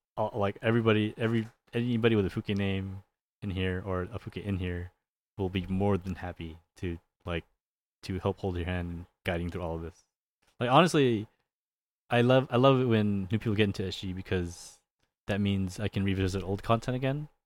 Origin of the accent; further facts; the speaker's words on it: California, United States; I'm from Cal, I'm from California